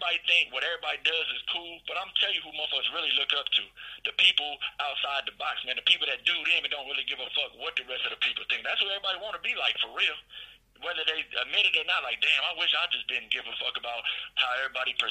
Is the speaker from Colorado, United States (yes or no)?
yes; Denver, Colorado, United States; where I'm from Park Hill, Denver, Colorado